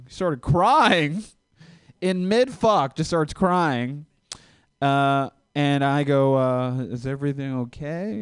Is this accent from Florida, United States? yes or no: yes; Florida, United States; now in Los Angeles, United States; I am visiting from Los Angeles. Uh, I'm not from LA though. I, I'm from Florida